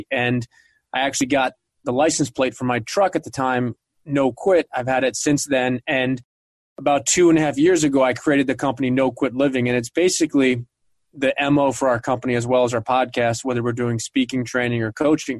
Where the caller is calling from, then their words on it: Greenwich, Connecticut, United States; I'm calling from Greenwich, Connecticut.